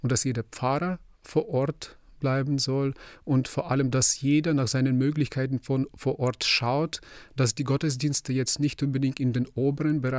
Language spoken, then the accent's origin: German; Ukraine; now in Germany; als Ukrainer